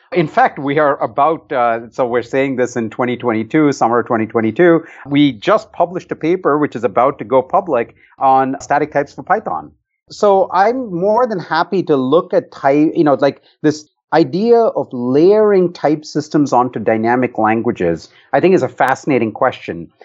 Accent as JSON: {"language": "English", "town": "Bangalore", "region": "Karnataka", "country": "India", "tie": "born or raised there", "moved": "yes", "said": "I grew up in India in a city called Bangalore"}